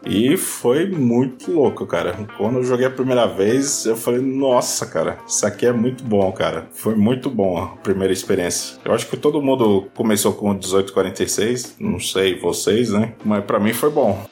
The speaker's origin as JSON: {"language": "Portuguese", "area": "Baixada Santista", "region": "São Paulo", "country": "Brazil", "tie": "born or raised there", "also_born_or_lived": "Divinópolis, Minas Gerais", "moved": "as an adult", "said": "eu consegui transferência pra minha terra natal, que é a Baixada Santista"}